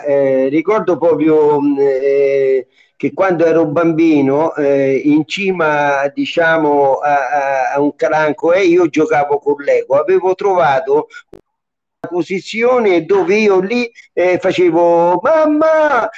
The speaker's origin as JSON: {"language": "Italian", "town": "Lubriano", "region": "Lazio", "country": "Italy", "tie": "born or raised there", "said": "le piazze di Lu, del mio paese."}